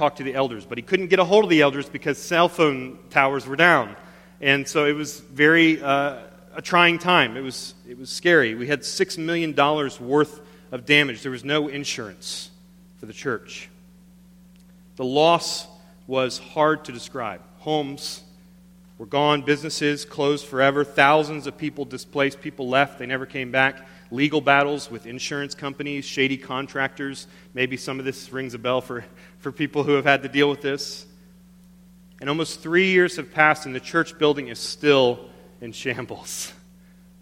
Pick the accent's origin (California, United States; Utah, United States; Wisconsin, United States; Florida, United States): Florida, United States; Panama City; moved away as an adult; I moved to my hometown of Panama City, Florida, the Redneck Riviera.